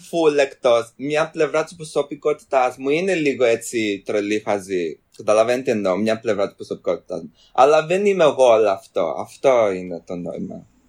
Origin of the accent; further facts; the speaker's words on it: London, United Kingdom; Έρχομαι από το Λονδίνο